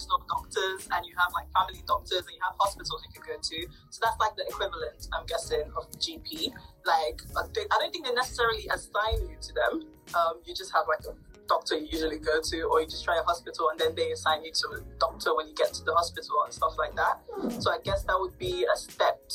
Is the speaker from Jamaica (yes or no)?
no; Nigeria; also born or lived in United Kingdom; I'm currently in Nigerian and I am Nigerian.